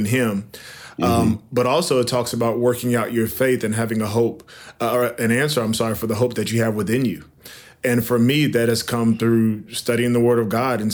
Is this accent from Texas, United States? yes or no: no; Norfolk, Virginia, United States; I grew up in Norfolk, Virginia, and went to church all the time